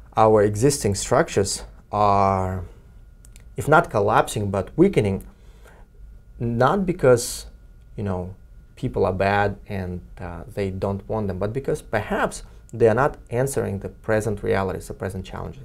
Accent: Kyrgyzstan; now in Cambridge, United States; Kyrgyzstan, my home country

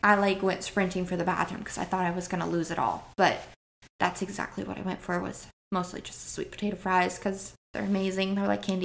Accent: Priest River, Idaho, United States; moved away as an adult; now in Alaska, United States; Northern Idaho. I grew up in Priest River, um, so Coeur d'Alene, Coeur d'Alene area.

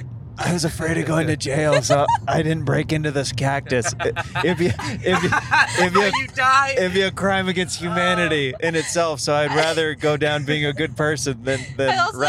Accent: Kansas, United States; I'm from Kansas.

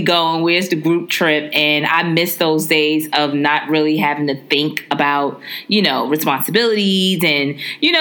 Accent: New York City, New York, United States; I'm from Brooklyn. I grew up in, you know, in between Crown Heights and Bed-Stuy.

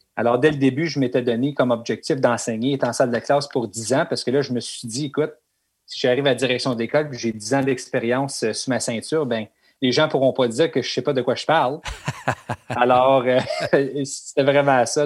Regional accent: Elliott Lake, Ontario, Canada; moved away as an adult; also born or lived in Whitby / Oshawa; now in North Bay, Canada; ma ville natale, Elliott Lake

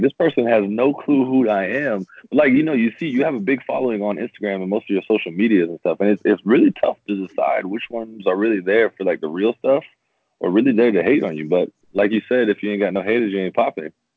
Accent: Jacksonville, Florida, United States; I was from Jacksonville, um, and then I went back to my hometown team to play there

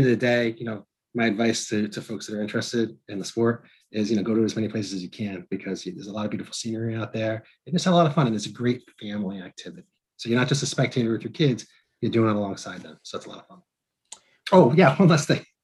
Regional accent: Northeast, United States; I'm from the Northeast and I live in the Northeast.

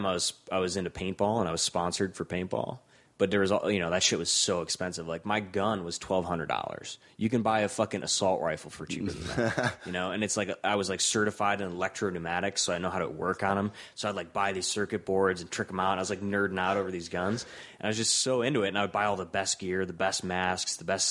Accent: Rust Belt, United States; and you know that's important to me because I'm from the Rust Belt.

